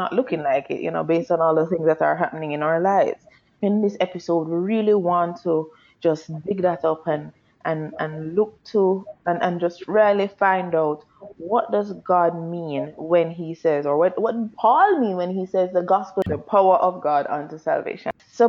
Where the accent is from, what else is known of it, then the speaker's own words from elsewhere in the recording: Jamaica; we're Jamaican. We grew up in a space where we hear the gospel all over the place.